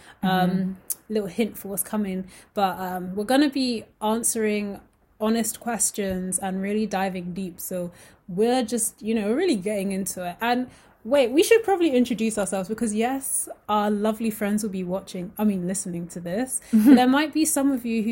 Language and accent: English; United Kingdom; I'm from the UK, but my nationality as well is Nigerian